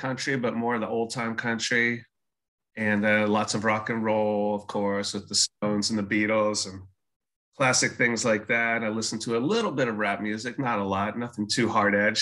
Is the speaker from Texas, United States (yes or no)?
yes; Austin, Texas, United States; also born or lived in Maryland; now in Exeter, United States; So I moved to Austin in second grade.